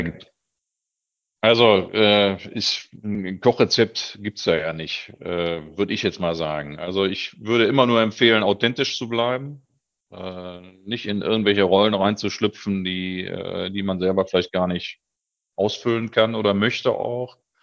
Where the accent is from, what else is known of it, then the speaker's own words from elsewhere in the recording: Göttingen, Lower Saxony, Germany; moved away; also born or lived in Hannover; ich bin geborener Niedersachse, bin auch also nicht aus dem Ruhrgebiet, sondern äh, in Göttingen geboren, habe dann äh, 20 Jahre in Hannover gelebt